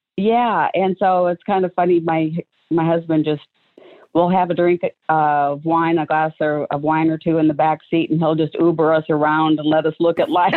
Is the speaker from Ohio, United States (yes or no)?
no; Waterloo, Iowa, United States; moved away as an adult; also born or lived in Omaha, Nebraska; both … and I and our kids were both born in uh, Waterloo, Iowa